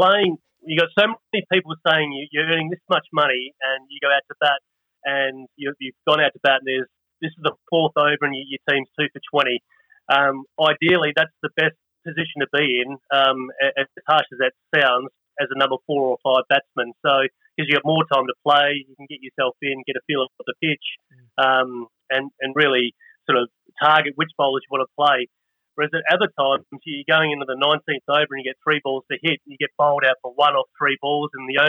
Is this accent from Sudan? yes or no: no; Australia; we're Australian